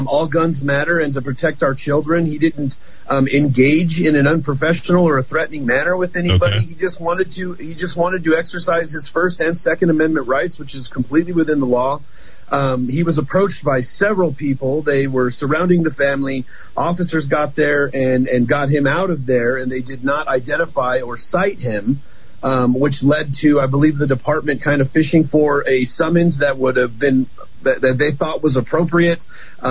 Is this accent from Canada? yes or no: no; Albuquerque, New Mexico, United States; I've been born and raised in Albuquerque. I've lived here my whole life.